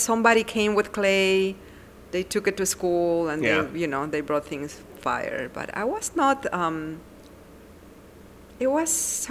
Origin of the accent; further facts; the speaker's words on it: Arequipa, Peru; moved away; Growing up in Peru was super interesting because I am the last one.